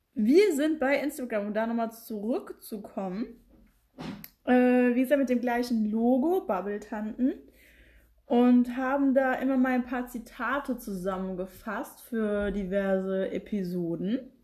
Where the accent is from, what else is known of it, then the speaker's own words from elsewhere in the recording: Frankfurt, Hesse, Germany; wir sind ja aus Frankfurt